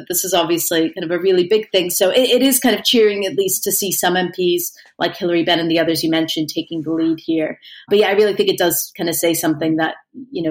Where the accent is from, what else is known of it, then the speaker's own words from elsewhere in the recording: United States; now in United Kingdom; as an American living here